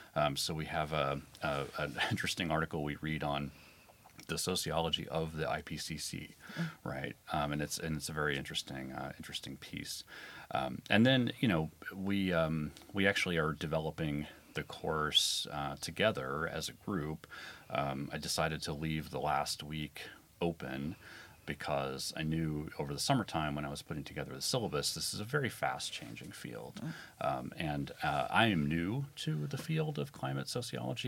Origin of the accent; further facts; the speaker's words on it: Midwestern U.S., United States; I'm from the Midwestern U.S.